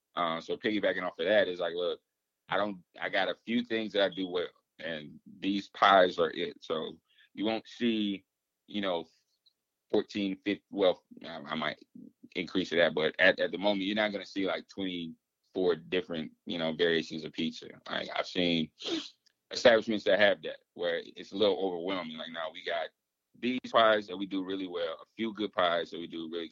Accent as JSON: {"language": "English", "region": "the South", "country": "United States", "tie": "born or raised there", "said": "So, growing up in the South, as you know, we have a draw. We have accent."}